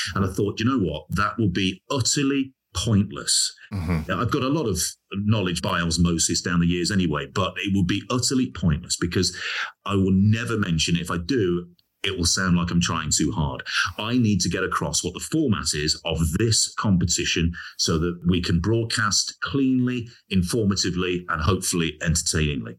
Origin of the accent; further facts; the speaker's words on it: Leicester, East Midlands, United Kingdom; accent: regional accent; I couldn't pronounce my H's because I was from Leicester, and I had a sort of regional accent